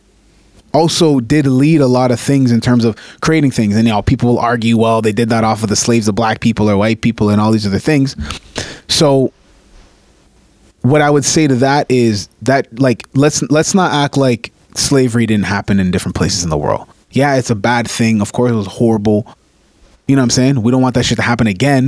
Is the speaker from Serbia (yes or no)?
no; Canada; I'm Canadian